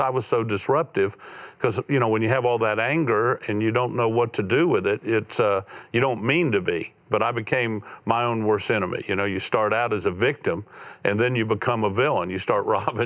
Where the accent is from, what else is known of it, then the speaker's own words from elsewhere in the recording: Florida, United States; I went through 6 broken homes growing up in Florida, bounced around, felt like a piece of luggage most of my life